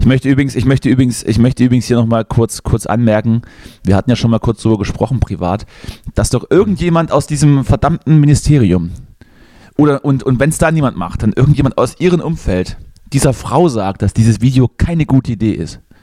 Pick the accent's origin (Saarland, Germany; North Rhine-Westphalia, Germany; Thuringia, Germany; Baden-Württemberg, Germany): Thuringia, Germany; moved away; meinem Heimatort